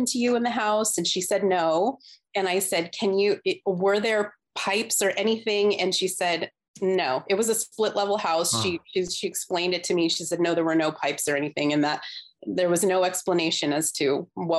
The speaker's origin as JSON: {"language": "English", "region": "Southern California", "country": "United States", "said": "we're from Southern California. I still live in Southern California"}